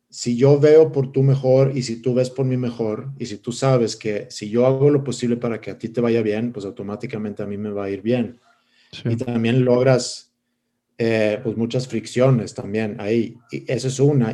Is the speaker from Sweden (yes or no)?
yes; Stockholm, Stockholm County, Sweden; Spanish is a second language; moved away as an adult; now in Monterrey, Mexico; yo, crecí, nací en Estocolmo, Suecia, y crecí eh, en esa ciudad.